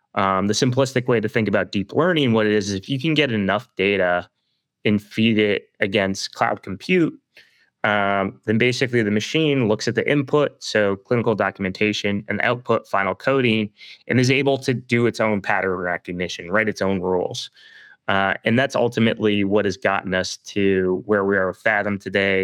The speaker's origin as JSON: {"language": "English", "town": "Toronto", "region": "Ontario", "country": "Canada", "tie": "born or raised there", "said": "I'm Canadian, uh, and born and raised in the Toronto area"}